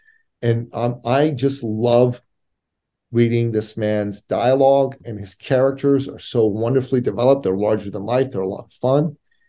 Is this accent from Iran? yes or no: yes; Iran; moved away; So I'm originally an immigrant from the Middle East. I'm a Christian from Iran. And my family left Iran in 1980, a year and a bit after the Islamic Revolution took place.